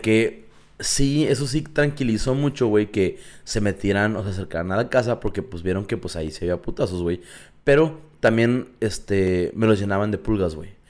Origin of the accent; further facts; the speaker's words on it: Mexico; macho mexicano